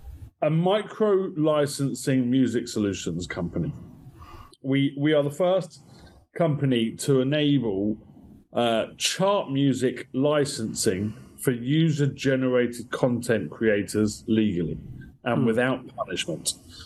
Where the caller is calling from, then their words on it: Kentish Town, London, United Kingdom; From Dallas, Texas, you are communicating with Kentish Town in northwest London.